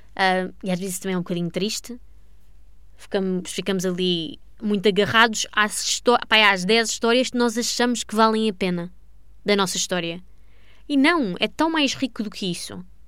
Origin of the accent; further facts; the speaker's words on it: Portugal; sou portuguesa